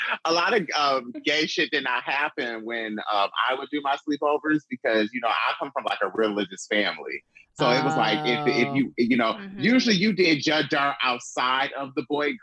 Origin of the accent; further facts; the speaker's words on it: Lansing, Michigan, United States; I'm from Lansing, Michigan. I'm from a small, like, town. This Lansing, Michigan cornfield. I live right up the street. My childhood home is right up the street from a cemetery